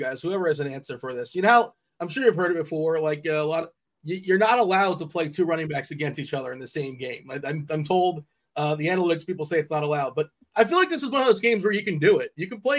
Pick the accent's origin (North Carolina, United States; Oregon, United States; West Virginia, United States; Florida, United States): Florida, United States; South; I grew up in South Florida. I grew up in South Florida.